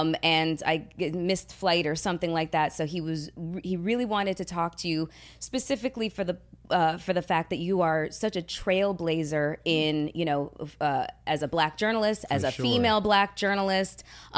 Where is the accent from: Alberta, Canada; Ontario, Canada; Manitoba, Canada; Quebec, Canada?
Ontario, Canada; Toronto; I was born and raised in Toronto